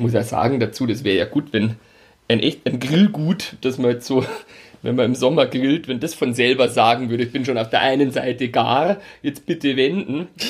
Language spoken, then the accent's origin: German; Altötting, Bavaria, Germany; ich komme aus Altötting